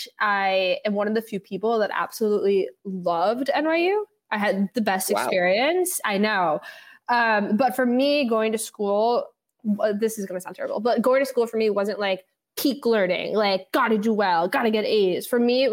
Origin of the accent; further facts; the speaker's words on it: New York City, New York, United States; I grew up in the West Village with my dad.